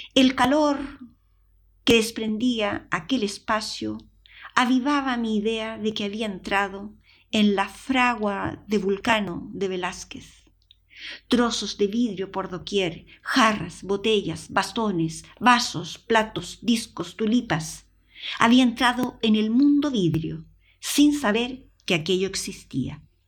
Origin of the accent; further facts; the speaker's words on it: Chile; accent: Chilean; moved away as an adult; also born or lived in Madrid / Palma de Mallorca; now in Spain; Mi acento chileno